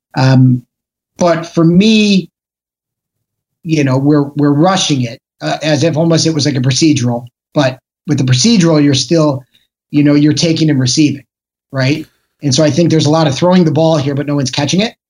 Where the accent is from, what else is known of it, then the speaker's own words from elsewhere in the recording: Chicago, Illinois, United States; moved away; also born or lived in Los Angeles; I'm, I'm from Chicago originally